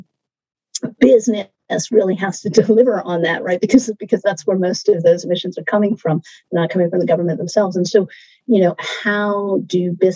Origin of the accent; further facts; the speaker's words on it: United States; I'm American